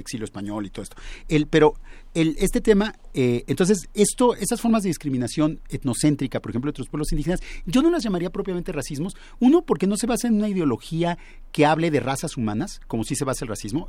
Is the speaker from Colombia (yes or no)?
no; Mexico; los mexicanos debíamos todos hablar español